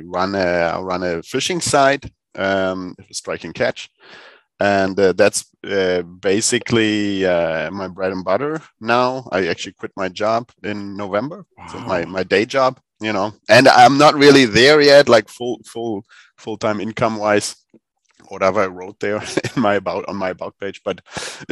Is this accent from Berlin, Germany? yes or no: yes; Berlin, Germany; also born or lived in southern Sweden; now in Sweden; I come from Berlin in Germany